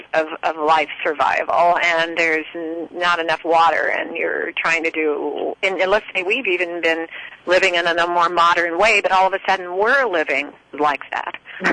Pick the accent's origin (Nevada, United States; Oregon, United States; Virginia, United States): Oregon, United States; I come from Oregon